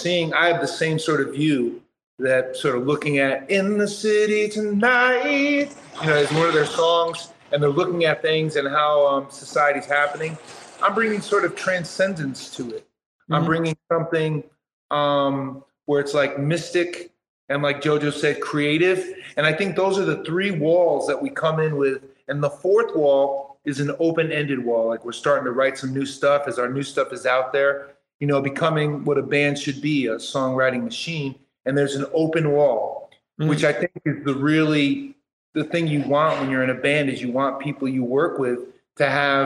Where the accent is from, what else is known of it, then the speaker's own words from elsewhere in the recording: Portland, Oregon, United States; now in Houston, United States; I came from Portland, Oregon. And now that I'm here in Houston, Texas